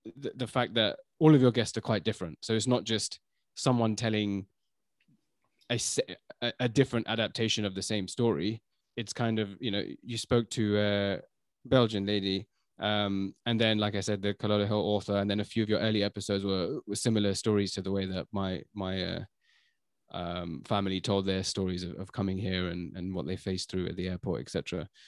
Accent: London, United Kingdom; also born or lived in China; I was born in London

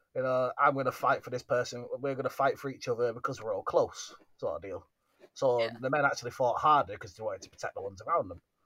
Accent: United Kingdom; being the British, we are

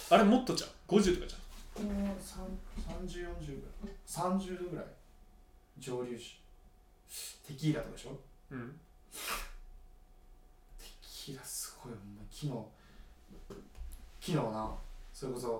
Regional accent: Okayama, Japan; born there; 僕は生まれた岡山

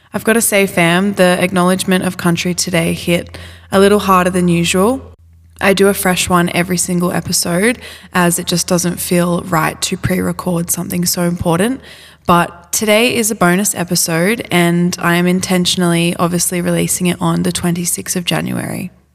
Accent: Australia; growing up in Australia

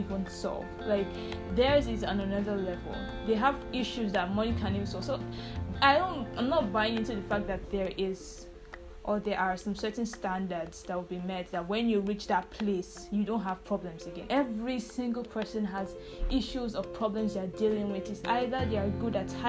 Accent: Nigeria; I am African, and I am Nigerian

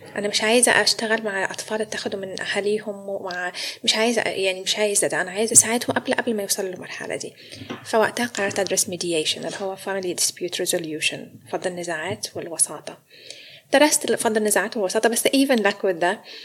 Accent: Egypt; moved away as an adult; also born or lived in Sydney, Australia; now in Melbourne, Australia; انا مصريه فجابني استراليا

